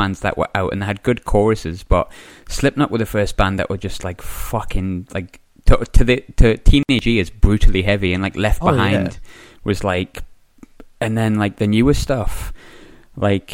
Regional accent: Sunderland, North East England, United Kingdom; moved away; I'm from Sunderland originally

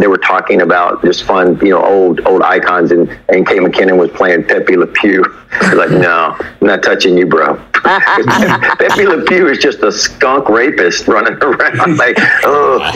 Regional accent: the South, United States; I'm from the South

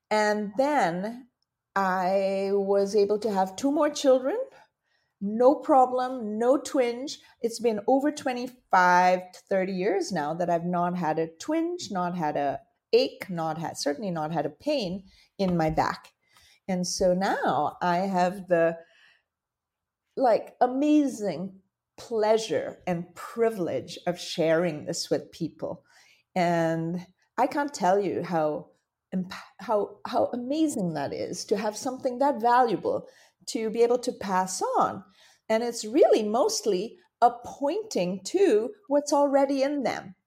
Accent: India; moved away; when I was a child, I grew up in India. And my father being Indian, my mother being Dutch

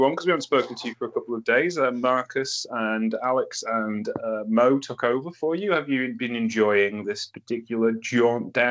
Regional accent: United Kingdom

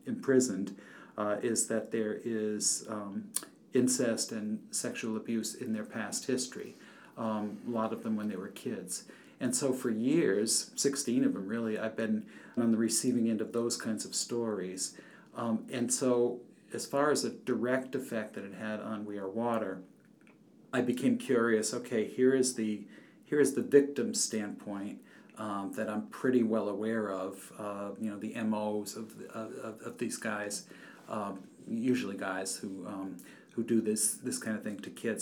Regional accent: Norwich, Connecticut, United States; my hometown of Norwich, Connecticut.

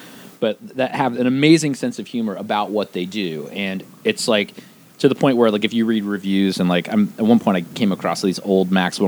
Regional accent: rural Pennsylvania, United States; moved away; Originally, I'm from rural Pennsylvania.

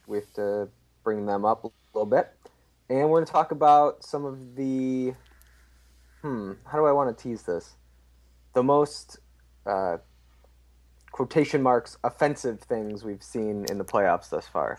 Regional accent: Chicago, Illinois, United States; I'm from Chicago

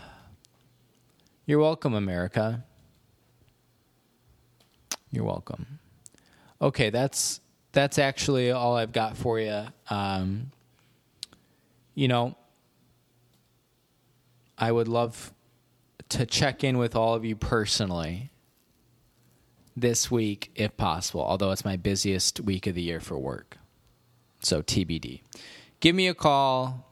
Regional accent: Cherry Valley, Illinois, United States; moved away; I went to my hometown this morning, Cherry Valley, Illinois

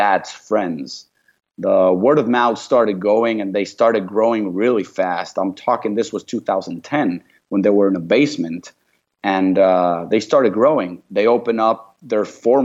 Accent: Mexico; moved away; also born or lived in Paris / Vancouver; I'm from Mexico.

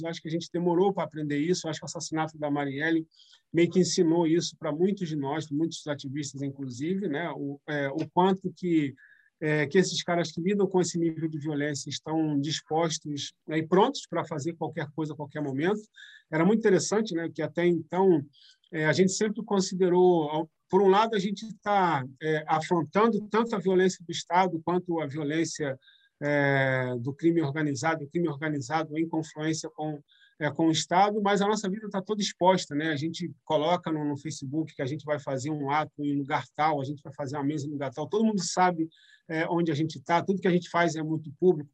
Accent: São Gonçalo, Rio de Janeiro, Brazil; now in Rio de Janeiro, Brazil; eu saí de São Gonçalo e passo, primeiro morando em São Gonçalo, mas atuando muito no Rio, inclusive com os movimentos coletivos, organizações, etc e depois morando efetivamente no Rio de Janeiro

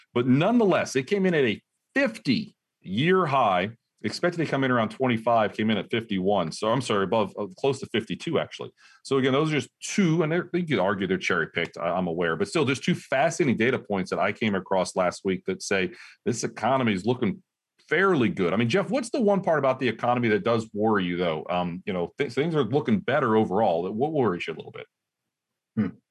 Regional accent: Ohio, United States; I'm from Ohio, Ohio State fan

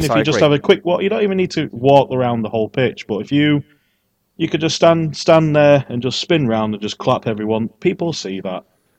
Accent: England, United Kingdom; I'm from England

